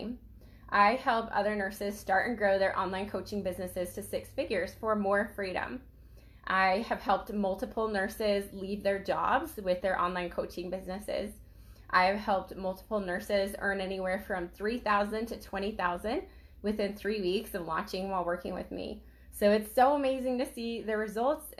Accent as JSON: {"language": "English", "region": "Idaho", "country": "United States", "tie": "born or raised there", "said": "I grew up in Idaho"}